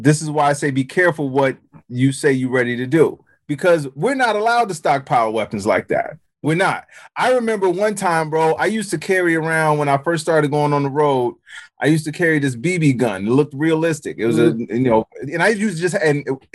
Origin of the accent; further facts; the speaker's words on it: Chicago, Illinois, United States; I grew up in Chicago, and not the suburbs of Chicago